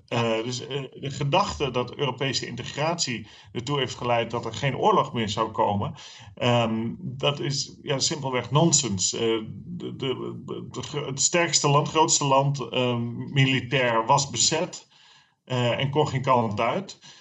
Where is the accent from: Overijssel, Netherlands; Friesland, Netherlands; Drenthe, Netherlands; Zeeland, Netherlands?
Friesland, Netherlands; voor mij, als, als, eh, als Fries